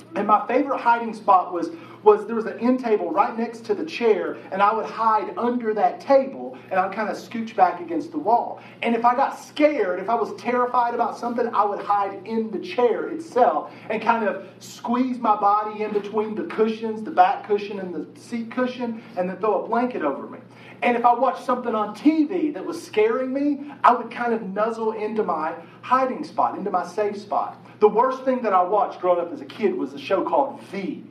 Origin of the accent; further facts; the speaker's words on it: Chapmanville, West Virginia, United States; I grew up in Chapmanville, West Virginia, total population of 1,432